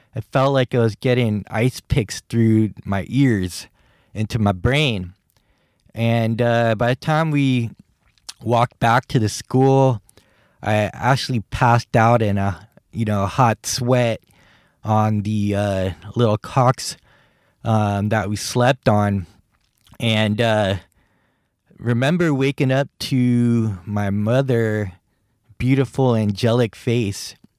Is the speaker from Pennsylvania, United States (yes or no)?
no; San Francisco, California, United States; also born or lived in Guam; I grew up in San Francisco, California